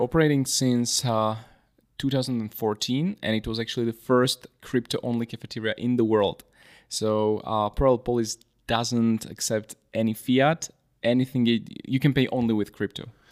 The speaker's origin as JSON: {"language": "English", "country": "Slovakia", "said": "I'm from Slovakia, a Bitcoin educator"}